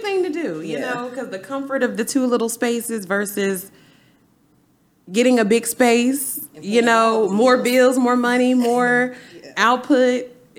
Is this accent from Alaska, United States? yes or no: no; Wisconsin, United States; also born or lived in Marietta, Georgia; now in Texas, United States; I'm from Wisconsin